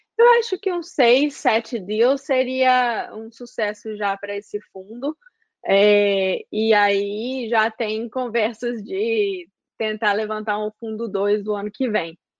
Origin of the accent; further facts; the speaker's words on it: Belo Horizonte, Minas Gerais, Brazil; moved away as an adult; now in United States; sou de Belo Horizonte e tava em Belo Horizonte trabalhando com o meu pai